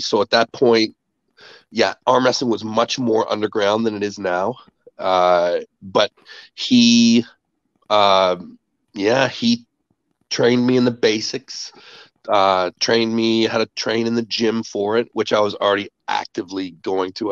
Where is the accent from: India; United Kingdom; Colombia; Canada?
Canada; I'm a Canadian. Uh, I uh, grew up on a farm